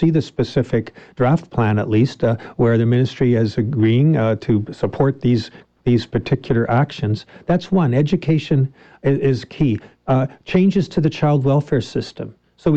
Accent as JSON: {"language": "English", "region": "British Columbia", "country": "Canada", "said": "as Canadians, as British Columbians"}